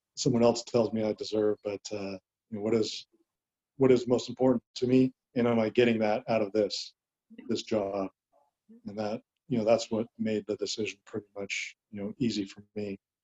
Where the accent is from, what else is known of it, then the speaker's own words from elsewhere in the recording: Southern California, United States; moved away as an adult; also born or lived in Huntington Beach, California / Dallas, Texas; I'm from Southern California. I went to high school in Huntington Beach